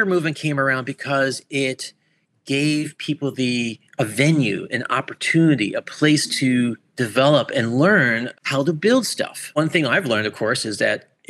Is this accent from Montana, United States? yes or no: no; Orlando, Florida, United States; also born or lived in Buffalo, New York; I was born in Buffalo, New York, raised in Orlando, Florida